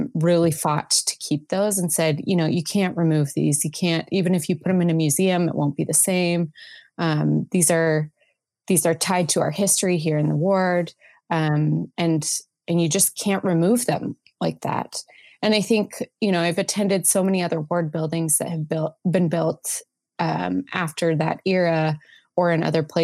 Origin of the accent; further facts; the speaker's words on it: Salt Lake City, Utah, United States; I grew up in Salt Lake